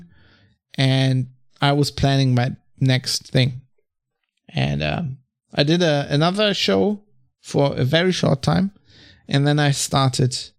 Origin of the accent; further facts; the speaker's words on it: Germany; I'm from Germany